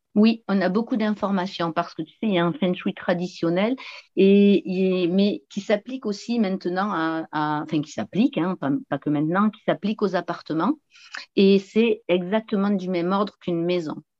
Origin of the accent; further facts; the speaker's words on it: south-west France, France; accent: southern; je viens du sud-ouest de la France et euh, j'habite une petite commune au pied des, au pied des montagnes pyrénéennes, hein, juste à la frontière espagnole. Et voilà, dans un beau paysage magnifique. Et je suis non plus pas très loin de l'océan où je suis aujourd'hui, d'ailleurs, dans ma ville natale